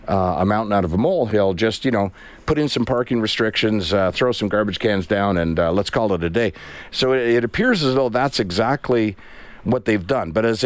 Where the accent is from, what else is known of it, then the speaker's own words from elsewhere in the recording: Prince Edward Island, Canada; moved away; I grew up in Prince Edward Island.